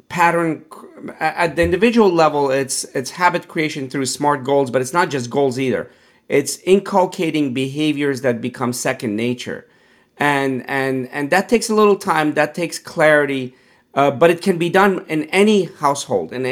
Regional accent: Pittsburgh, Pennsylvania, United States; growing up in Pittsburgh, you know, um, I, I, wasn't plant based

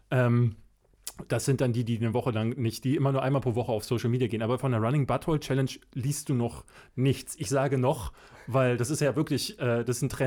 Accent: Berlin, Germany; ich bin in Berlin-Marzahn groß geworden. Berlin-Marzahn ist in der Zeit, also in den 80er Jahren, Anfang der 80er, ich bin ja 81 geboren, gerade erst gebaut worden.

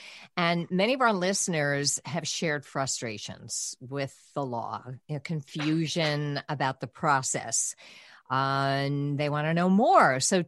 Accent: New York City, New York, United States; now in Connecticut, United States; I'm a Queens girl

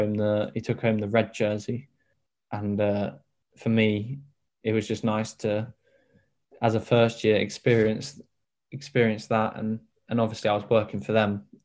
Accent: Devon, South West England, United Kingdom; my home city

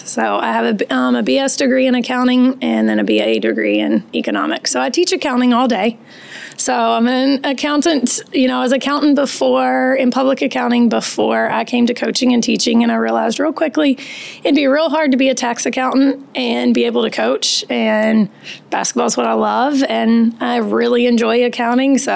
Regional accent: 30-45 minutes from Virginia Tech, United States; now in Cary, United States; I was raised in Virginia. Um, about 30, 45 minutes from Virginia Tech, so oh, right in the mountains, and it's equally as beautiful there.

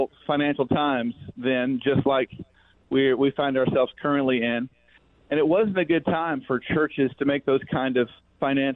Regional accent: Fort Worth, Texas, United States; moved away as an adult; now in Leesburg, United States; I'm from Fort Worth

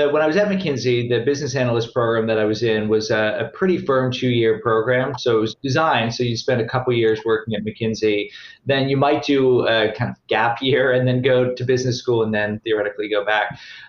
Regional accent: Washington, District of Columbia, United States; I grew up in the Washington, D.C. area.

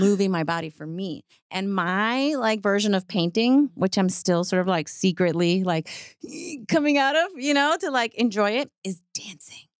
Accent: New York City, New York, United States; moved away as an adult; also born or lived in Puerto Rico (family); now in Texas, United States; I grew up in the Bronx, so I grew up with, like, in the eighties

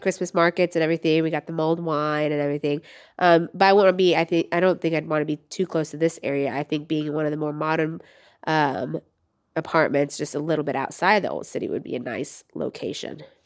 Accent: Florida, United States; moved away; I grew up in Florida

